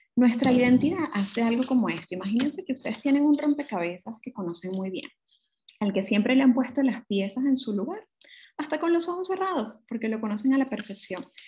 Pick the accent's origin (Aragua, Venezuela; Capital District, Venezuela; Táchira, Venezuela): Capital District, Venezuela; Caracas; moved away as an adult; mi ciudad natal, Caracas, Venezuela